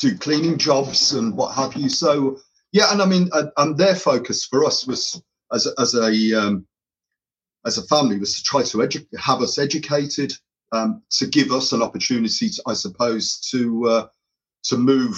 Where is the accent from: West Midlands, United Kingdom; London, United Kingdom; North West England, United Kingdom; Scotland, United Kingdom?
West Midlands, United Kingdom; Birmingham; I'm of Irish heritage, so my we were brought up in an area called Handsworth in Birmingham